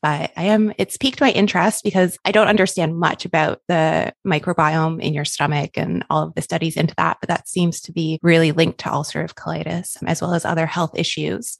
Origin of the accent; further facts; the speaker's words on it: Canada; now in Australia; I'm Canadian, by the way, if my accent is throwing you off and you're like, she does not sound Australian, I'm just in Australia